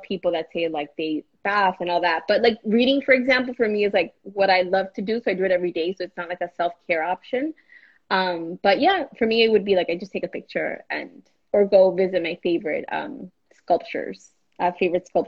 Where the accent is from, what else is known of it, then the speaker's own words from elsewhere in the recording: Miami, Florida, United States; accent: Miami; my Miami accent